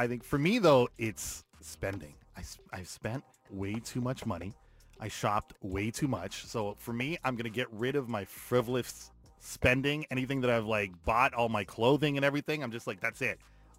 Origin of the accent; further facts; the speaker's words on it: Guyana; I'm Guyanese, so, like, being West Indian